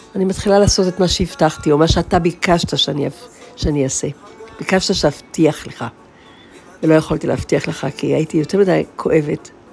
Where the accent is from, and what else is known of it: Israel; first language Hebrew; moved away